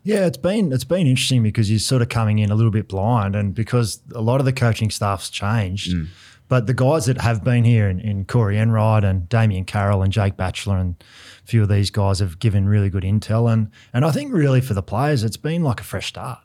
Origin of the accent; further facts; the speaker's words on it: Sydney, New South Wales, Australia; moved away; also born or lived in Melbourne; I grew up in Sydney